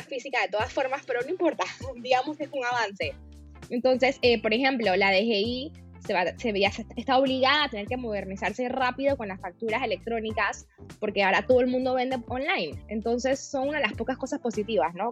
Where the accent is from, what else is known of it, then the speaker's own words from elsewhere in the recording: Panama; también soy abogada panameña